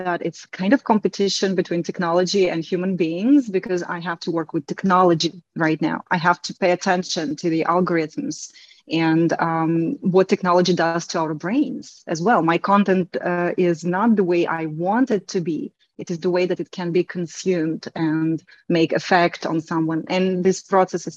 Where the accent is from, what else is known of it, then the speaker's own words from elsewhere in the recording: Belarus; first language Russian and Belarusian; English is a second language; now in Turkey; my native language is Russian and Belarusian, because I am from Belarus.